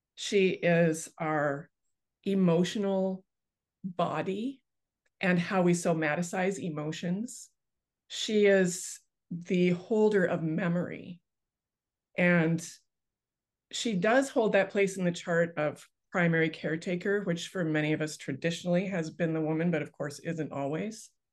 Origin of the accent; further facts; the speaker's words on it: Canada; I grew up on the Bay of Fundy like right on the Bay of Fundy outside of my bedroom window